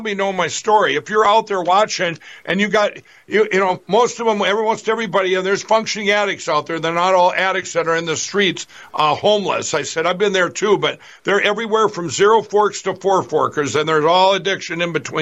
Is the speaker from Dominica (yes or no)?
no; Minnesota, United States; my home state here in Minnesota